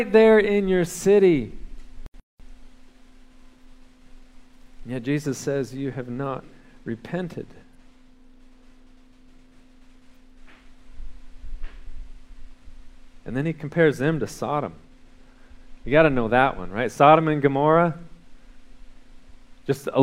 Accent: California, United States; now in Texas, United States; I grew up in California

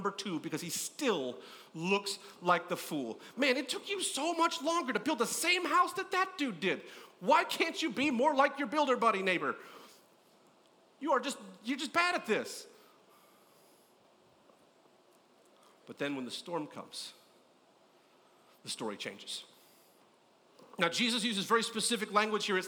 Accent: California, United States; I grew up in California

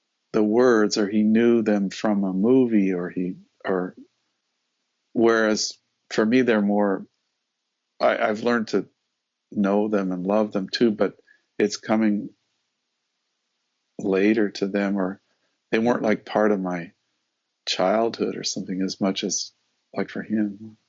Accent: Denver, Colorado, United States; I grew up in Denver, Colorado, and I grew up during the 50s and the 60s.

